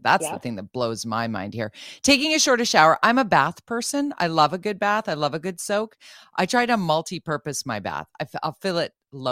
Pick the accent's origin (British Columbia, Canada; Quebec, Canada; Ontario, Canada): British Columbia, Canada; Vancouver; As a Vancouverite, as a Metro Vancouverite, as a British Columbian